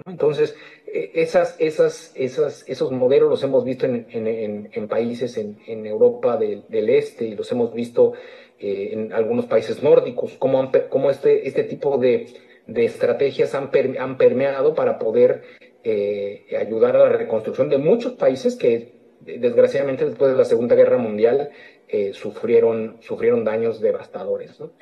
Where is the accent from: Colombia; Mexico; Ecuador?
Mexico; moved away; como mexicano en el exterior